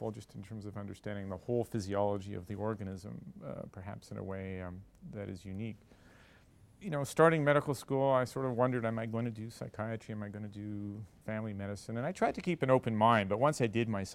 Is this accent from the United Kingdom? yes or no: no; Montreal, Quebec, Canada; I grew up in Montreal and come from a medical family.